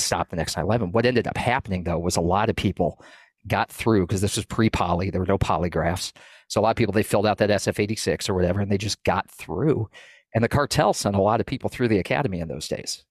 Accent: New England, Maine, United States; moved away as an adult; I grew up in New England. I moved down twenty-six hundred miles from Maine to work on the, the southern border

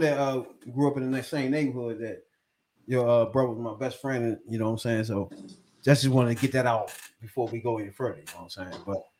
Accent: Washington, District of Columbia, United States; Now, y'all know I'm from Northeast DC, right? Now, growing up around that joint

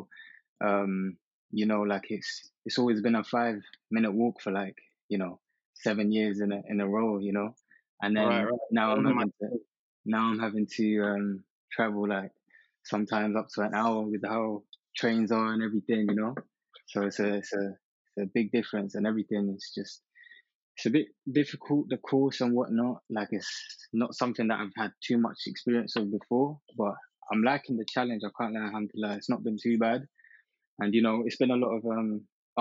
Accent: Lahore, Punjab, Pakistan; moved away; I'm from Pakistan, originally, Lahore, to be specific.

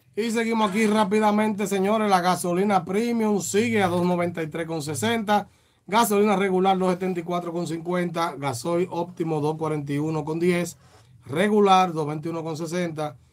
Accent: Dominican Republic

